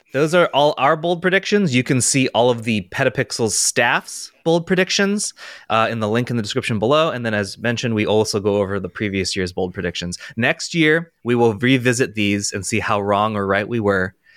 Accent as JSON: {"language": "English", "country": "United States", "said": "I'm gonna say it as an American, Z eight"}